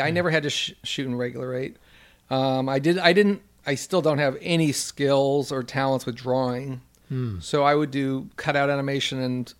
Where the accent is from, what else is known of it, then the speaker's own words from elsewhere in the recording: Los Angeles, California, United States; It seems weird because I grew up in West